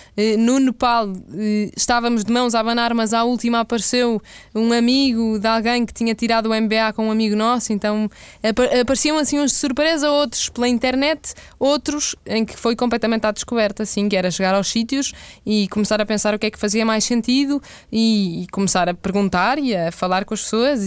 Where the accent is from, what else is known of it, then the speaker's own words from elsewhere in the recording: Porto, Norte, Portugal; also born or lived in Mozambique; eu no Porto, que sou do Porto